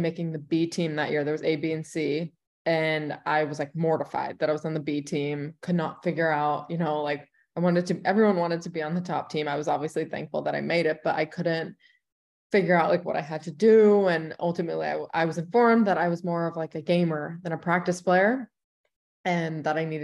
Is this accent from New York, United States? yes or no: yes; New York, United States; moved away as an adult; also born or lived in Indiana / Houston / North Carolina / Los Angeles; now in Chicago, United States; I'm from New York